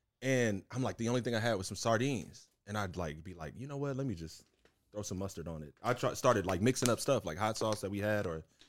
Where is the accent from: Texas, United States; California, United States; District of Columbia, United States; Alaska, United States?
Texas, United States; Houston; Yeah, man. I literally grew up in Houston. It's kind of like me and my mom and on the Southwest Side, bro, just strugglin